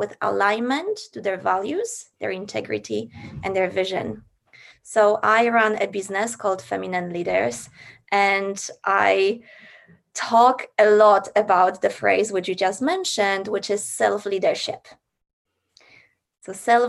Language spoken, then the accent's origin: English; Poland; moved away as an adult; now in Australia; I grew up in Poland